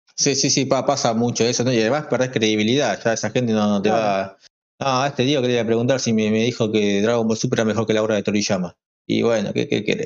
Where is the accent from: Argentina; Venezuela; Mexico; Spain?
Argentina; Berazategui, Buenos Aires Province; nací en y moriré en Brasategui